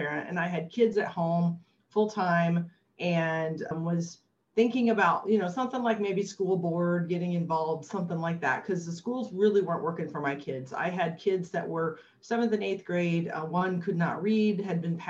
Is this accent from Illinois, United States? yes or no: yes; Illinois, United States; moved away; I grew up in Illinois in a state and most of our governors had gone to jail.